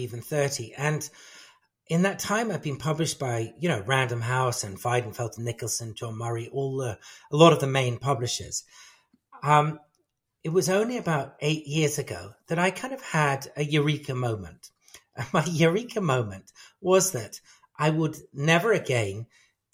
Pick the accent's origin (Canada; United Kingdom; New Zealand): United Kingdom; England; I was brought up in England, my ancestral background is, a big mixture of British and Afghan and Parsi